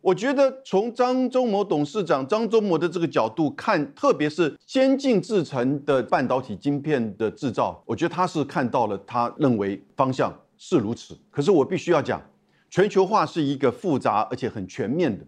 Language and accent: Chinese; Taiwan; 我们台湾人